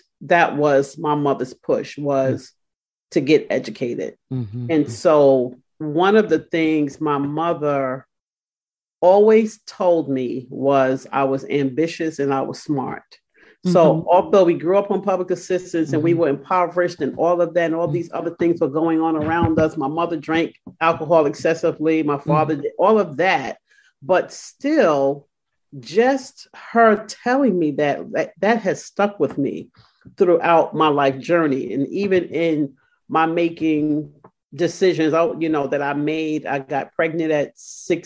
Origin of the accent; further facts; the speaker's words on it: New York City, New York, United States; moved away as an adult; now in Richmond, United States; I'm a proud native of Brooklyn, New York